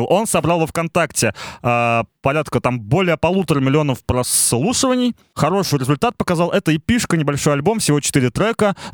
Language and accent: Russian; Kazakhstan; я казашка.